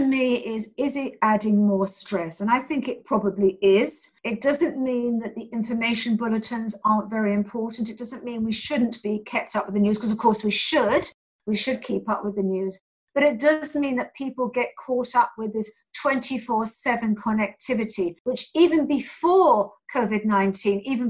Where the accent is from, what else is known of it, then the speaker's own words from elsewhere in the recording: London, United Kingdom; I'm from London